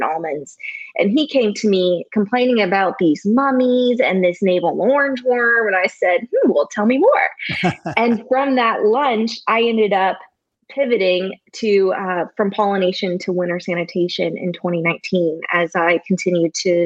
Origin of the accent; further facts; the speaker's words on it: Syracuse, Indiana, United States; also born or lived in Georgia; I'm born and raised in Syracuse, Indiana, small rural town amongst corn and soybeans